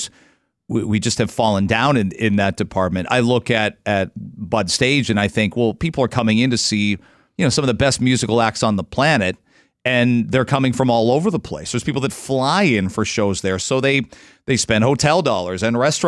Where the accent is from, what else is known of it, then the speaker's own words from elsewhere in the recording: London, Ontario, Canada; now in Toronto, Canada; I grew up in London